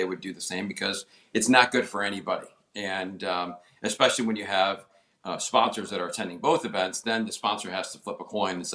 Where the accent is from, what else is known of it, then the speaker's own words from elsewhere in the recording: Adirondacks, New York, United States; also born or lived in Punta Gorda, Florida; now in Florida, United States; I'm from the Adirondacks originally, but a fellow New Yorker